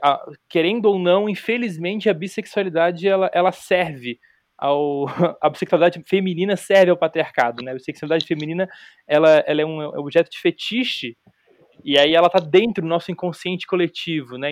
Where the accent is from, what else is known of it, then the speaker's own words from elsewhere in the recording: Florianópolis, Santa Catarina, Brazil; eu sou de Florianópolis, eu sou dos anos 80